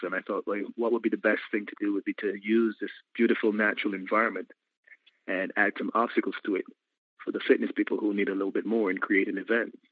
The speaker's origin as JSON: {"language": "English", "country": "Barbados", "said": "I'm in Barbados. I'm from Barbados"}